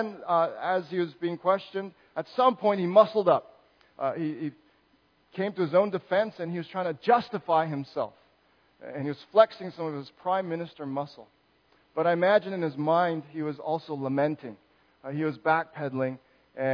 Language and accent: English; Canada; as a Canadian